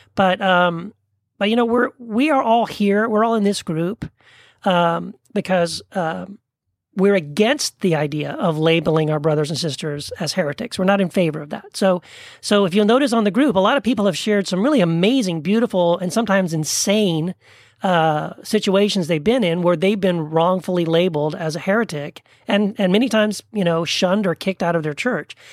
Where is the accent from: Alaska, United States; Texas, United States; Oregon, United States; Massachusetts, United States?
Texas, United States; El Paso; moved away as an adult; also born or lived in Tennessee; now in Orange County, California, United States; I was born in Tennessee, grew up in El Paso, Texas, where I met my wife, Wendy, and then we moved to Orange County, California